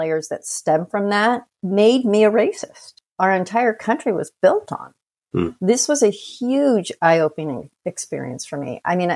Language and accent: English; United States; being born and raised in the United States